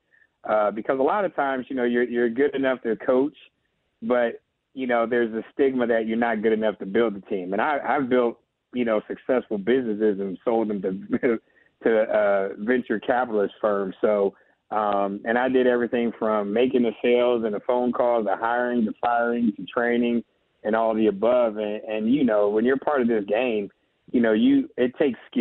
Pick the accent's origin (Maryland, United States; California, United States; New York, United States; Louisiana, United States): California, United States; we're both from California